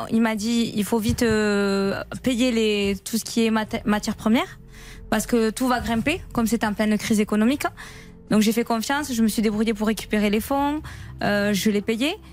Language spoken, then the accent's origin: French; Mazamet, Occitania, France; je suis de Mazamé